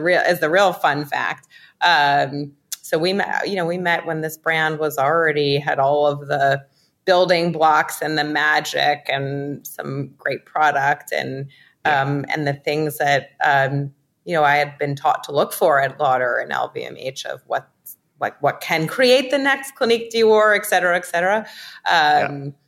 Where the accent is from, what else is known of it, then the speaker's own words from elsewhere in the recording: New York City, New York, United States; I grew up in New York City